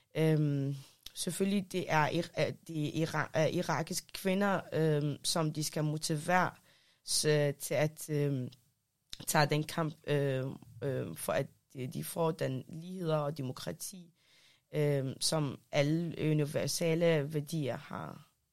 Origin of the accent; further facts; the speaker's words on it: Denmark; also born or lived in Iraq; for 20 år siden, flyg, flygtede jeg fra Irak med familien, mm. og så har jeg opvokset her i Danmark.